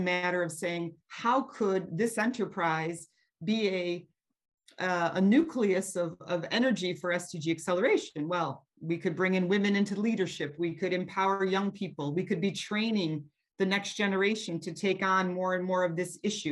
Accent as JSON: {"language": "English", "country": "United States", "also_born_or_lived": "Eastern and Southern Africa", "moved": "as an adult", "said": "I am American"}